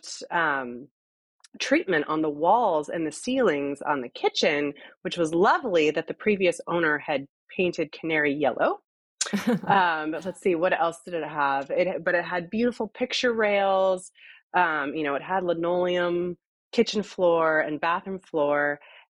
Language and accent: English; Seattle, Washington, United States; moved away as an adult; now in San Francisco, United States; I'm originally from Seattle